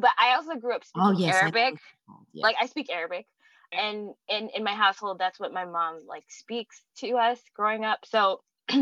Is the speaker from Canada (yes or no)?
yes; Vancouver, British Columbia, Canada; born or raised there; moved away as an adult; also born or lived in Toronto, Canada; now in Los Angeles, United States